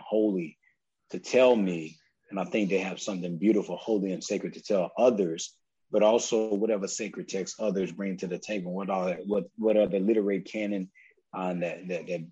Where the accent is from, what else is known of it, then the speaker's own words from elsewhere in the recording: South Carolina, United States; I'm from South Carolina